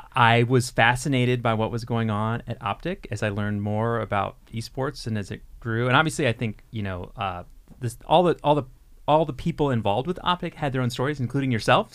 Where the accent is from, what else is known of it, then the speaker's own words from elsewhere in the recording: Texas, United States; now in Minnesota, United States; I'm from Texas originally